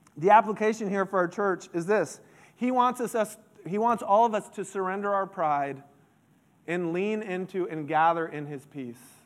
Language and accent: English; Central Florida, United States; I grew up in Central Florida